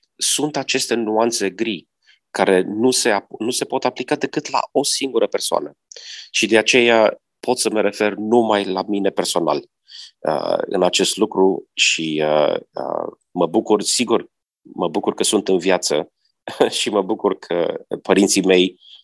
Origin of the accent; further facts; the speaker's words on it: Romania; moved away; also born or lived in United States; m-am născut în România